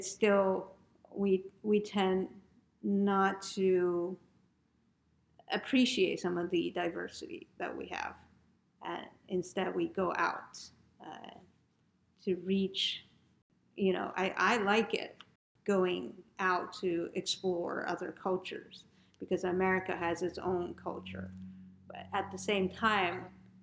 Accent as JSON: {"language": "English", "country": "United States", "said": "as an American"}